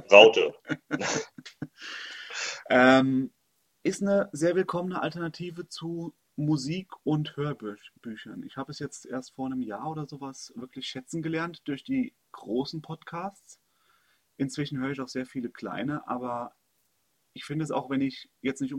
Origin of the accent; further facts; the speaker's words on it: Hesse, Germany; moved away as an adult; Ich komme ursprünglich aus Hessen, habe da fast 25 Jahre, also ich glaube bis 2009, 26 Jahre gelebt, bin dann in den Ruhrpott gezogen, habe mich in den Ruhrpott verliebt, also Heimat im Herzen ist definitiv Oberhausen.